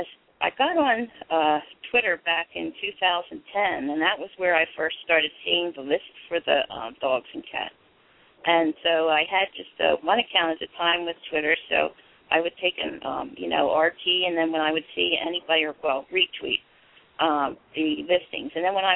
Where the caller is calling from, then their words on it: Pottstown, Pennsylvania, United States; I'm from Pottstown, Pennsylvania. Not too far from Philly.